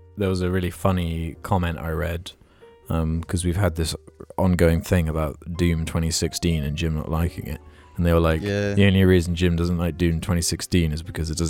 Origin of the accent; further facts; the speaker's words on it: New Zealand; born there; I'd just say, oh, I was born in New Zealand.